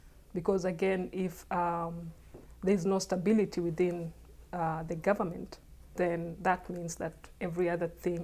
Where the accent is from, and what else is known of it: Kenya